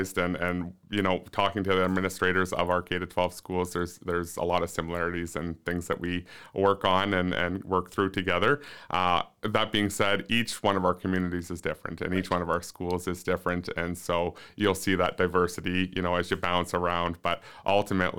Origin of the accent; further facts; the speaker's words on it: Ontario, Canada; moved away; growing up in Ontario, I went to larger schools